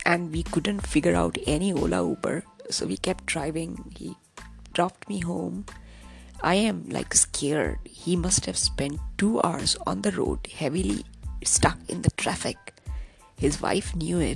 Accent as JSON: {"language": "English", "town": "Kanpur", "region": "Uttar Pradesh", "country": "India", "tie": "born or raised there", "said": "my hometown, Kanpur"}